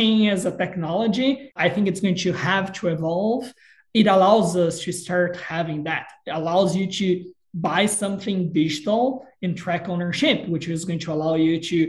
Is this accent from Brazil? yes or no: yes; Brazil; moved away; I'm originally from Brazil